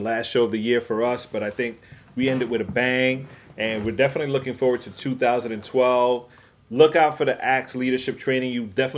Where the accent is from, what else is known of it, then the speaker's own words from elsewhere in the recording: New York City, New York, United States; I'm from the Bronx